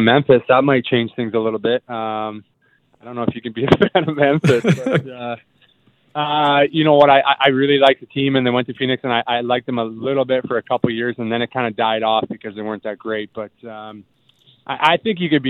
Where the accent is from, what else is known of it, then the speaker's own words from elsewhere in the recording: Winnipeg, Manitoba, Canada; moved away; every kid growing up in Winnipeg